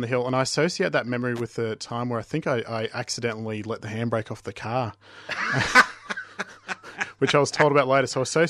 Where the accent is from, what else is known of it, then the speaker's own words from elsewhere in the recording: Goulburn, New South Wales, Australia; moved away; I grew up in Goulburn